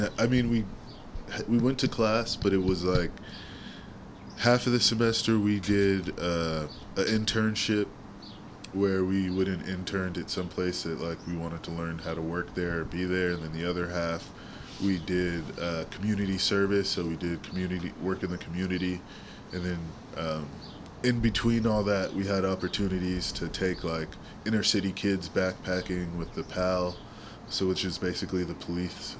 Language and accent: English; San Francisco, California, United States; I grew up in the Sunset, my school West Portal